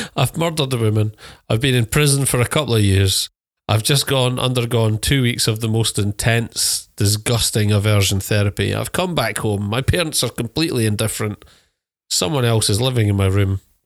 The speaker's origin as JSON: {"language": "English", "country": "United Kingdom", "said": "being British"}